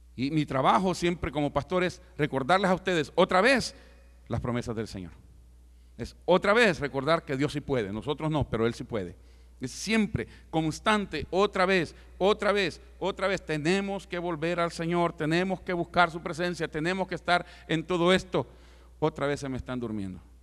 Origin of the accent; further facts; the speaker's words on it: El Salvador; moved away; yo como salvadoreño no puedo entrar a muchos lugares